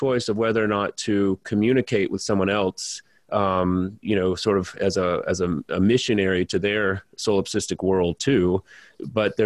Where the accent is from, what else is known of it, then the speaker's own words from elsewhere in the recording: Louisiana, United States; I'm from Louisiana